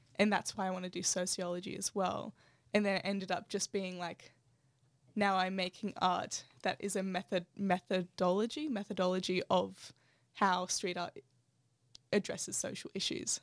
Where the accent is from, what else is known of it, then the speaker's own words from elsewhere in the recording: Canberra, Australian Capital Territory, Australia; Belco Mall was my home town